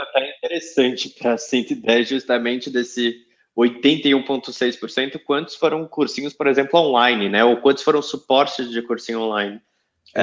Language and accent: Portuguese; São Paulo, Brazil; eu que sou de São Paulo